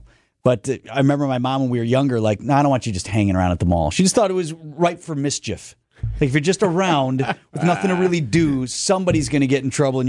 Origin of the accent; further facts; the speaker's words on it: near Mayfair, Wisconsin, United States; we grew up near Mayfair.